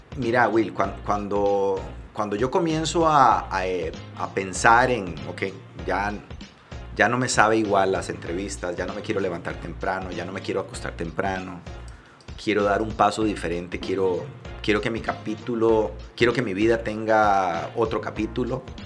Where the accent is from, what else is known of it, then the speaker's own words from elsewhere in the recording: Liberia, Guanacaste, Costa Rica; moved away as an adult; also born or lived in San José, Costa Rica; yo soy de Liberia, Mi papá trabajaba en el hospital de Liberia, mi mamá era maestra de kinder